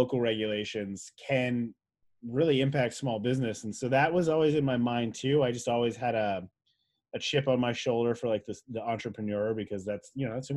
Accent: New Jersey, United States; I grew up in New Jersey, which is a pretty progressive state even back then

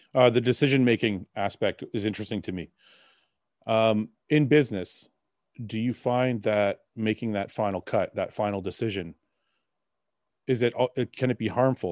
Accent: Canada; my parents left Lebanon because of war and we came I was born in Canada though

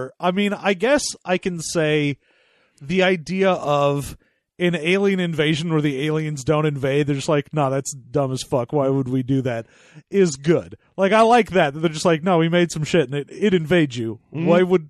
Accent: Florida, United States; I originally come from Florida.

